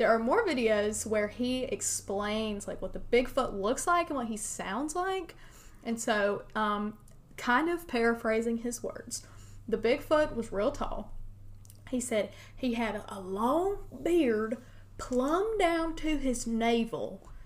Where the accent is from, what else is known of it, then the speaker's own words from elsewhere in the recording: western North Carolina, United States; from around my neck of the woods, my hometown... in western North Carolina